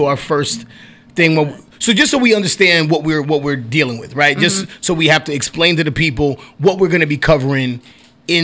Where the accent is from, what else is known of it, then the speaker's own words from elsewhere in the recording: New York City, New York, United States; now in Bay Area, United States; Washington Heights, Manhattan, born and raised